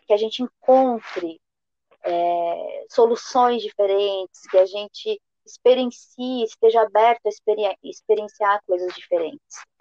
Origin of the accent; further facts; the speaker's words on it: Rio Grande do Sul, Brazil; eu sou gaúcha